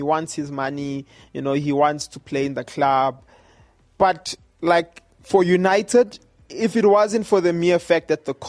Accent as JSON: {"language": "English", "country": "South Africa", "said": "as a South African"}